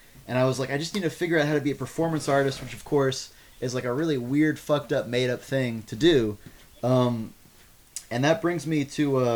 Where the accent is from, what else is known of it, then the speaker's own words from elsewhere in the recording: Austin, Texas, United States; I grew up here in Austin